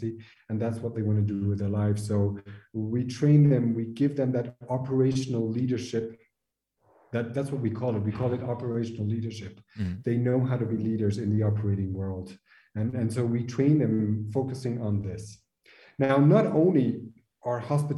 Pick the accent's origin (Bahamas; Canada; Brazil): Brazil; also born or lived in France / French Polynesia / Qatar / Kuwait; now in Switzerland; I'm originally from Brazil